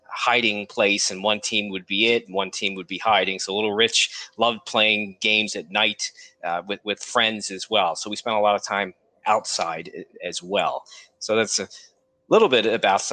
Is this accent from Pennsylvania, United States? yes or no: yes; Pennsylvania, United States; I grew up in Pennsylvania. I currently live in Pennsylvania in the United States